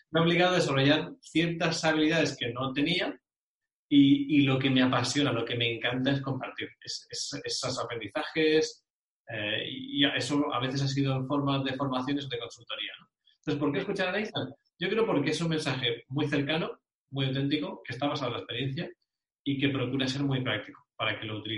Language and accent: Spanish; Bilbao, Basque Country, Spain; also born or lived in United Kingdom; he vivido casi una década en el Reino Unido y igual, o sea, allí haciendo alarde de, ser vasco y de Bilbao